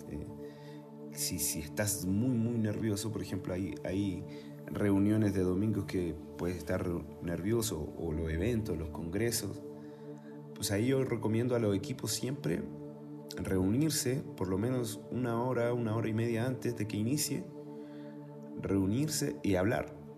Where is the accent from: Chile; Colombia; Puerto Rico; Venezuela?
Chile; moved away as an adult; also born or lived in Mexico; now in Tlalnepantla, Mexico; yo nací en Chile